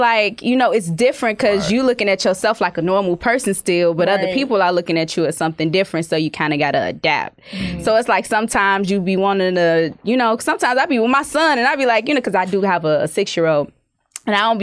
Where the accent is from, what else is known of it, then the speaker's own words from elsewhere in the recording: Chicago, Illinois, United States; moved away as an adult; I'm from Chicago